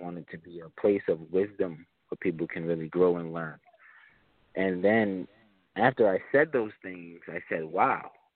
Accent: Springfield, United States; we have here in Springfield a few street gangs that I grew up around uh, due to where I grew up in Springfield

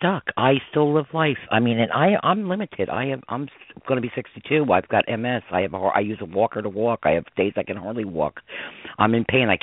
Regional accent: Westchester County, New York, United States; growing up in Westchester County, New York

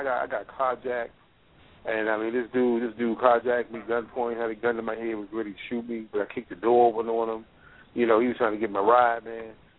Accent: Baltimore, Maryland, United States; also born or lived in Washington, D.C.; I grew up in Baltimore. I grew up in D.C. I grew up around.

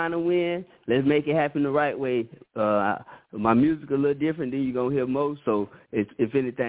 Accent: Orlando, Florida, United States; I'm from Orlando, Florida.

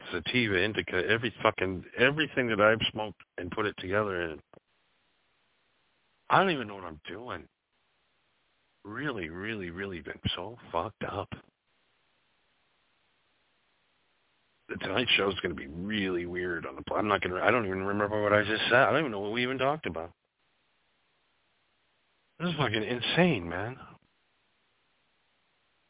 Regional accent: Wisconsin, United States; moved away; I was a boy in Wisconsin

